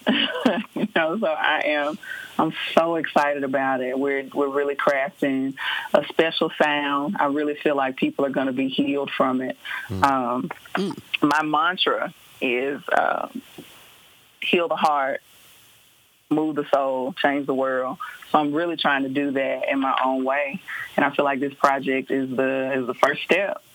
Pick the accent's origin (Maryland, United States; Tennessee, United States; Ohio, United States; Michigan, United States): Tennessee, United States; Memphis; moved away as an adult; also born or lived in Atlanta, Georgia; now in Nashville, United States; I am originally from Memphis, Tennessee